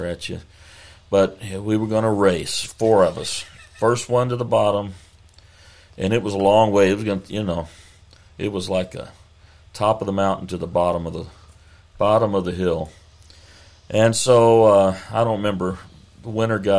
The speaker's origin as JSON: {"language": "English", "region": "Texas", "country": "United States", "said": "we're from Texas"}